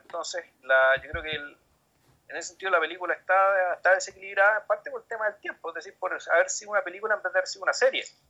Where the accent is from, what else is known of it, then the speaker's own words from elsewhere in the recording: Chile; como chileno